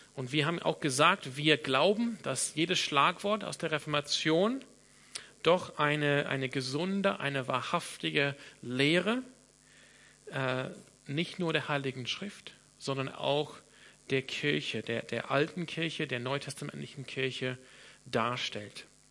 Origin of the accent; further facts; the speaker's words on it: Sydney, New South Wales, Australia; first language English; German is a second language; moved away; ich komme aus Sydney in Australien. Das heißt, meine, meine Muttersprache ist Englisch